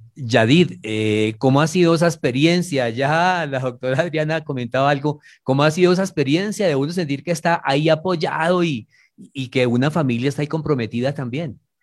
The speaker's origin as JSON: {"language": "Spanish", "town": "Manizales", "region": "Caldas", "country": "Colombia", "tie": "born or raised there", "said": "soy nacido en Manizales, zona cafetera, y mi familia es del Tolima"}